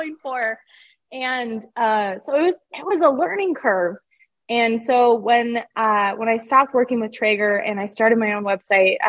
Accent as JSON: {"language": "English", "region": "Utah", "country": "United States", "tie": "born or raised there", "said": "I grew up in Utah."}